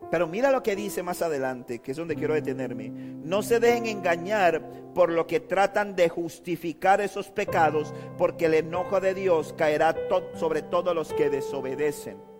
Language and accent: Spanish; Panama City, Panama; moved away; Cuando viví en Panamá, cuando yo me crié en Río Abajo, en, era pequeño, conocía a todos mis amigos por apodo